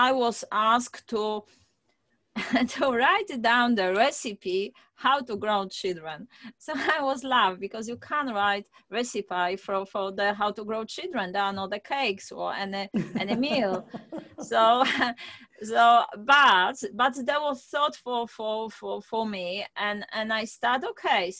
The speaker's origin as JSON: {"language": "English", "country": "Poland", "moved": "as an adult", "said": "I'm originally from Poland, and I'm supposed to be a doctor because I finished medical school"}